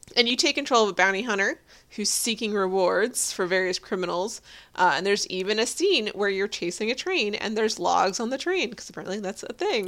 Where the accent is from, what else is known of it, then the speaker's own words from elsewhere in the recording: Texas, United States; I was born in Texas